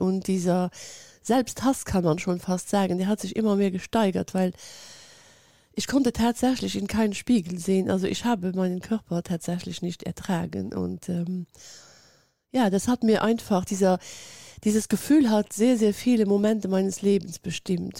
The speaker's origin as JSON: {"language": "German", "country": "Luxembourg", "said": "ich lebe in Luxemburg"}